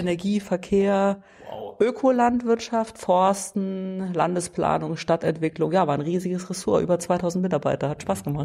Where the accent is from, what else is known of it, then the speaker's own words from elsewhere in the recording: Dillingen, Saarland, Germany; also born or lived in Saarbrücken; in meiner Heimat, nicht im Heimatort. Das ähm, äh, war und ist die Dillinger Hüttenstadt, äh, die mich geprägt hat